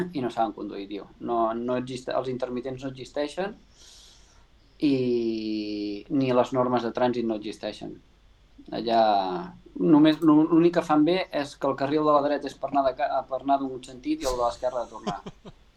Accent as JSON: {"language": "Catalan", "town": "Vidreres", "region": "Catalonia", "country": "Spain", "moved": "yes", "lives_now": "Quart, Spain", "said": "estic empadronat a Vidreres, sóc de Vidreres"}